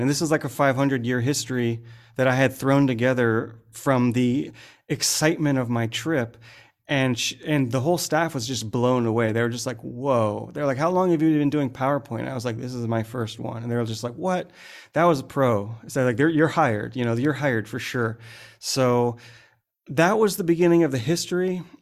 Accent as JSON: {"language": "English", "country": "United States", "also_born_or_lived": "San Francisco", "moved": "as an adult", "lives_now": "Bangkok, Thailand", "said": "I'm an American guy who's been cutting gemstones for a bunch of years now"}